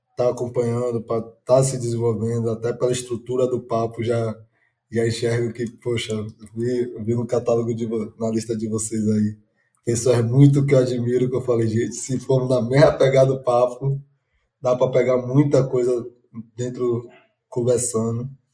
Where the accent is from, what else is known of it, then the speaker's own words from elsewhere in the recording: Salvador, Bahia, Brazil; sou baiano de Salvador